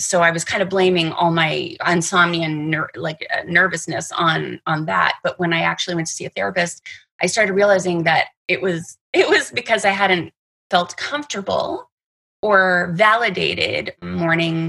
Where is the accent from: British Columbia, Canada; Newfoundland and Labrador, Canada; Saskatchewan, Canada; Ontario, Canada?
Ontario, Canada; Toronto; now in Los Angeles, United States; I am originally from Canada, from Toronto, Canada. I've been living in LA for years and years and years